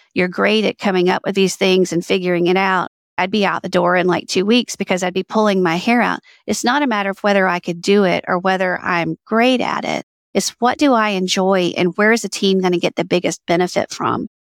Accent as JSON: {"language": "English", "region": "Alabama", "country": "United States", "tie": "born or raised there", "said": "I grew up in Alabama"}